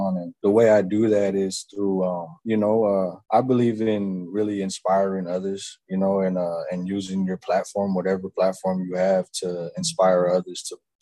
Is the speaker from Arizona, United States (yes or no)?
yes; Maryvale, Arizona, United States; I grew up in Maryville, you know, in the heart of the city